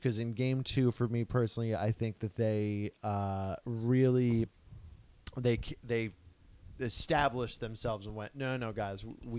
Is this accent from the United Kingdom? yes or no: no; Ontario, Canada; I'm from Ontario, bitch.